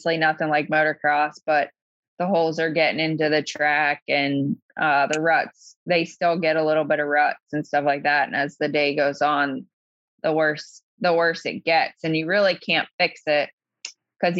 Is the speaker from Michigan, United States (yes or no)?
no; Pennsylvania, United States; now in Virginia, United States; So Pennsylvania is my home state.